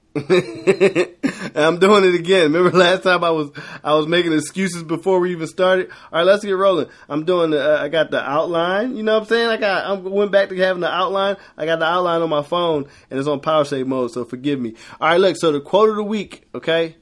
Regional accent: Philadelphia, Pennsylvania, United States; I'm from Philly, and when I was younger, uh, you could catch the, uh, Broad Street sub

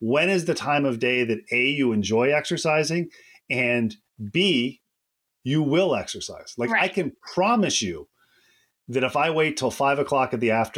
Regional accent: upstate New York, United States; moved away as an adult; also born or lived in Kentucky / Georgia / Alabama / Florida; I grew up in upstate New York.

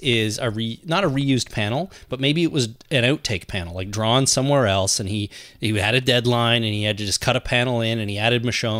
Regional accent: Canada; We're Canadian, we're different.

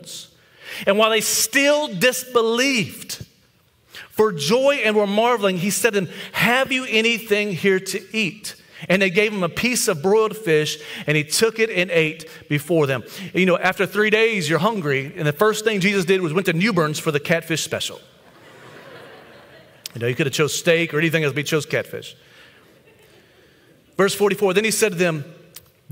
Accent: the Bible Belt, United States; being in the Bible Belt and growing up in the Bible Belt

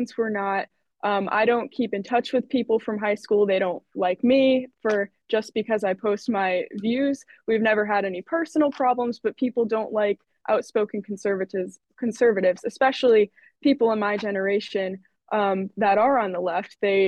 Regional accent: Eastern Connecticut, United States; So I grew up in Connecticut

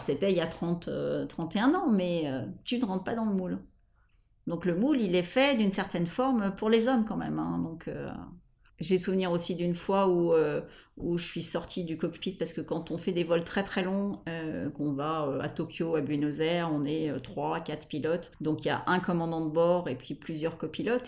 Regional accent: Paris, Île-de-France, France; Je suis parisienne, j'ai habité Paris la plupart de, de, ma vie

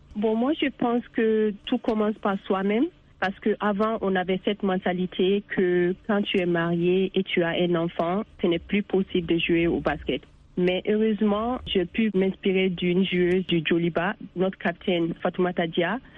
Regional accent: Bamako, Mali; moved away as an adult; now in United States; j'ai joué avec l'équipe nationale du Mali féminine

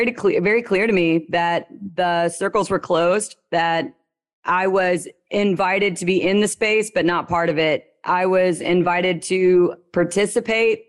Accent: Louisiana, United States; I'm from Louisiana. The accent I have is a lot lower and slower.

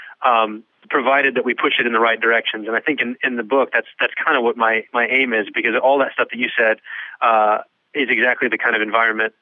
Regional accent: West Texas, United States; I grew up in West Texas

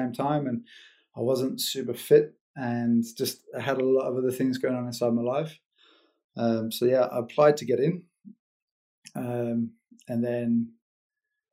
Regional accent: New Zealand; first language English; now in Switzerland; the native tongue. Just kind of like the banter, the Kiwi banter

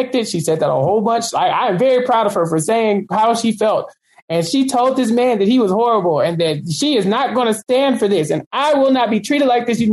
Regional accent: Texas, United States; I'm from Texas. Like every third person here speaks Spanish

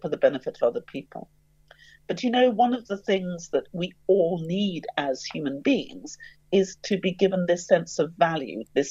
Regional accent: London, United Kingdom; I grew up in the East End of London

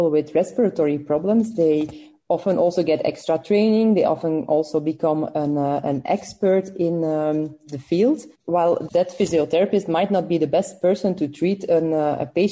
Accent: Belgium; I'm from Belgium

